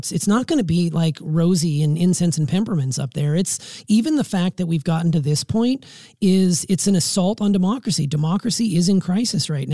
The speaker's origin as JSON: {"language": "English", "country": "United States", "said": "as an American."}